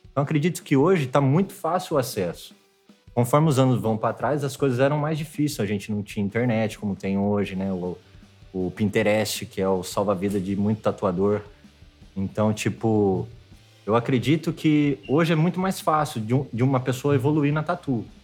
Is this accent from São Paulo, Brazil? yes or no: yes; Tirapina, São Paulo, Brazil; now in Rio de Janeiro, Brazil; É, antes de vir pro Rio, eu tava morando em Piracicaba, mas eu ainda sou um pouquinho mais longe, sou de Tirapina, né? 15 mil habitantes